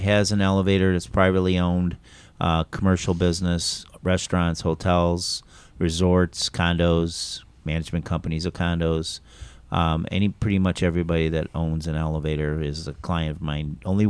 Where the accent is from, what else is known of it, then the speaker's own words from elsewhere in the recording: Chicago, Illinois, United States; moved away as an adult; I'm originally from Chicago.